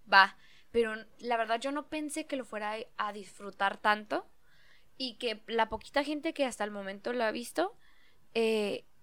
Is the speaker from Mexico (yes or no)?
yes; northern Mexico, Mexico; Es que somos norteños